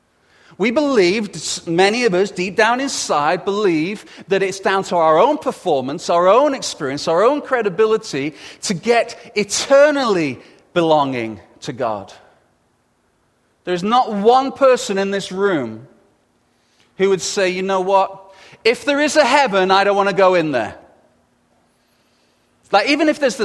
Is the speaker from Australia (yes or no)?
no; England, United Kingdom; being English